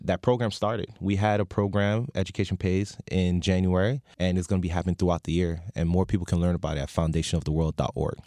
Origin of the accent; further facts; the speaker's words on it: North Miami Beach, Florida, United States; We're born and raised in North Miami Beach, and we've always been hometown kids